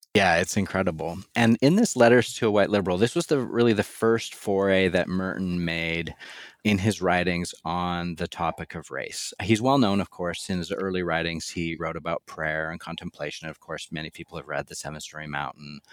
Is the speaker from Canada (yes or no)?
yes; Canada; moved away as an adult; now in Louisville, United States; I lived the first thirty or so years of my life in Canada